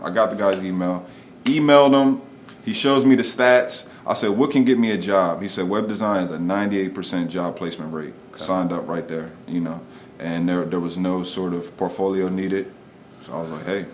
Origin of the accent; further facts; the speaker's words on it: Wilmington, Delaware, United States; also born or lived in Philadelphia; I grew up in Wilmington